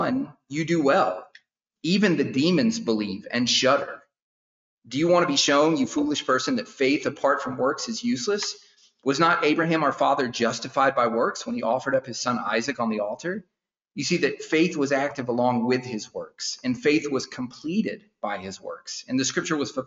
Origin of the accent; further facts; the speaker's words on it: South Carolina, United States; also born or lived in Washington, District of Columbia, United States; I'm from South Carolina, but I spent some time in DC